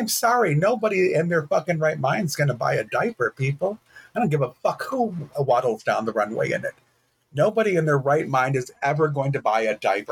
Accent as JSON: {"language": "English", "town": "Detroit", "region": "Michigan", "country": "United States", "tie": "born or raised there", "also_born_or_lived": "Texas", "moved": "as an adult", "lives_now": "Michigan, United States", "said": "I grew up in Detroit and I am a dude with beige skin"}